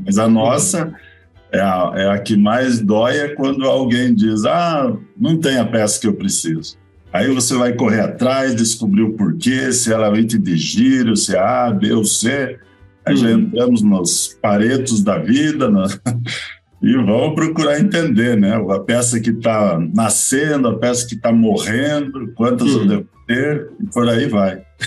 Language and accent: Portuguese; Curitiba, Paraná, Brazil; eu sou curitibano, mas o meu sangue é Catarina.